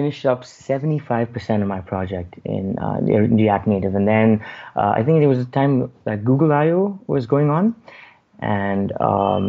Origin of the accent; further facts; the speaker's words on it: Bangalore, Karnataka, India; I'm from India, Bangalore